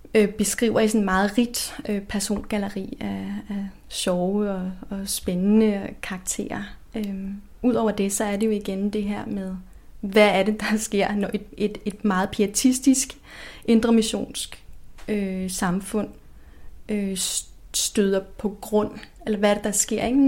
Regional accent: Denmark; Vi danskere

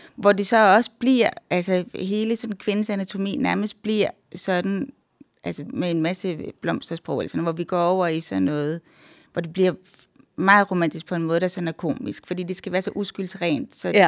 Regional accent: Randers, Central Denmark Region, Denmark; also born or lived in Canada; da jeg voksede op i Randers

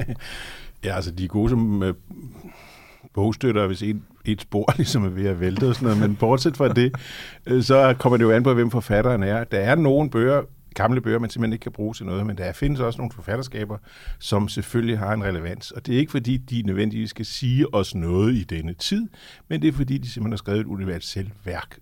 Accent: Lolland, Zealand, Denmark; moved away; also born or lived in Copenhagen / Møn; født og opvokset på Lolland

